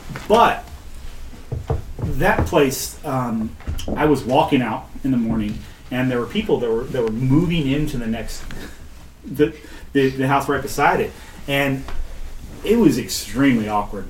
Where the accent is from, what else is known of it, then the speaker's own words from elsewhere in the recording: Boston, Massachusetts, United States; I was like, wow, I'm sorry, buddy. I'm from Boston.